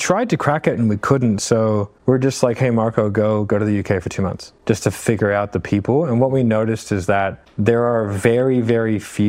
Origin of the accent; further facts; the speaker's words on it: Australia; because we like I'm Australian, like we had him wear Australian brands